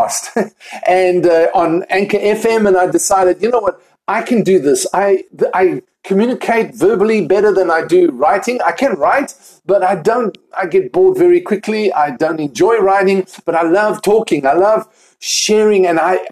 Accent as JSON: {"language": "English", "town": "Cape Town", "region": "Western Cape", "country": "South Africa", "also_born_or_lived": "United Kingdom", "moved": "as an adult", "lives_now": "Pennsylvania, United States", "said": "I am originally from South Africa, Cape Town, South Africa, and moved to the United Kingdom about 10 years ago"}